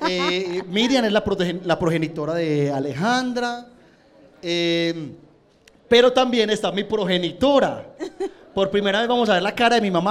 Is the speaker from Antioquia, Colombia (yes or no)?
yes; Guatapé, Antioquia, Colombia; Yo soy de Guatapé. Así hablamos los pueblerinos.